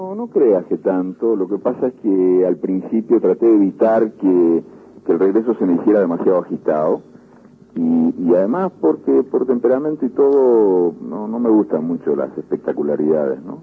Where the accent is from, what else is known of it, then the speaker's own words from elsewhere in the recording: Montevideo, Uruguay; moved away as an adult; also born or lived in La Aguada, Montevideo / Madrid, Spain; Nací en La Guada y me crié en, el buceo.